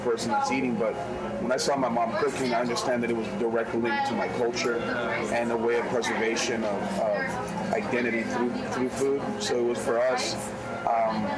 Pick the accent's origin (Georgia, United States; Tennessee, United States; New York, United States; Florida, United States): New York, United States; New York City; I grew up in New York City, you know, going to Brooklyn